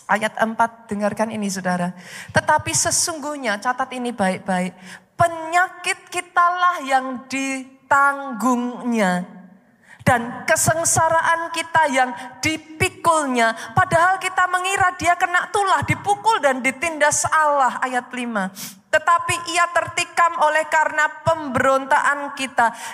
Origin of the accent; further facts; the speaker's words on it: Surakarta, Central Java, Indonesia; accent: Javanese; Maaf saya dari Solo, saudaraku. Bahasa Jawanya masih keluar.